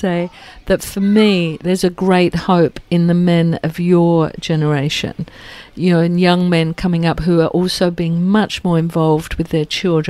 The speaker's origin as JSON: {"language": "English", "region": "England", "country": "United Kingdom", "tie": "born or raised there", "moved": "yes", "lives_now": "Australia", "said": "I grew up in England"}